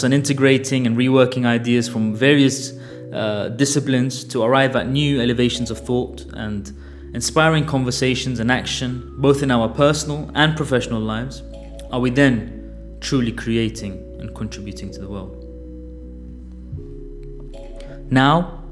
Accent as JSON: {"language": "English", "town": "Baghdad", "region": "Baghdad Governorate", "country": "Iraq", "tie": "born or raised there", "also_born_or_lived": "London, United Kingdom", "moved": "yes", "said": "I was born in Baghdad and was raised my formative years there. I also grew up in London"}